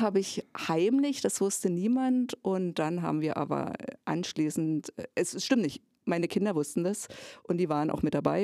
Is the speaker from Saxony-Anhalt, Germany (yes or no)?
yes; Jessen, Saxony-Anhalt, Germany; now in Cottbus, Germany; geboren bin ich in Jessen, in einer damaligen kleinen Kreisstadt, die zum Bezirk Cottbus gehört